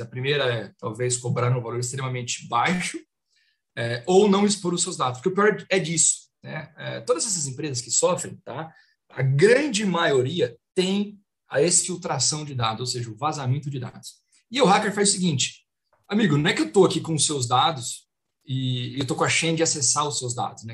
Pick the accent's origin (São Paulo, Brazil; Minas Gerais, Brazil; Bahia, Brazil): São Paulo, Brazil; Marília; moved away as an adult; now in São Paulo, Brazil; eu sou de Marília, interior, né? Um caipira. Então mudei para São Paulo ali com 2008